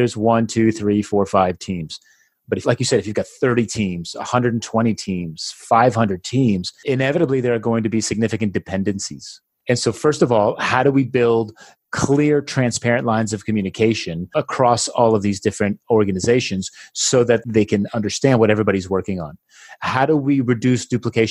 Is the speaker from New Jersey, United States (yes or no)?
yes; New Jersey, United States; now in Barcelona, Spain; I am originally from New Jersey. Today, I live in Barcelona, Spain